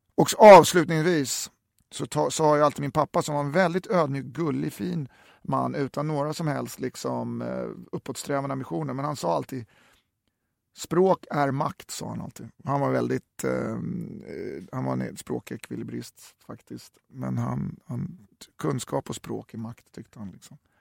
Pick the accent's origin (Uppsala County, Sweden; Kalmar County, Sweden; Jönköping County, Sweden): Uppsala County, Sweden; Uppsala; moved away; also born or lived in Stockholm; jag är från Uppsala